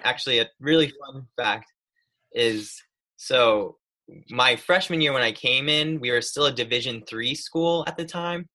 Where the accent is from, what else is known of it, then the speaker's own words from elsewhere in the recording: Lansing, New York, United States; moved away as an adult; now in North Carolina, United States; I'm technically from a tiny little town called Lansing, just outside of it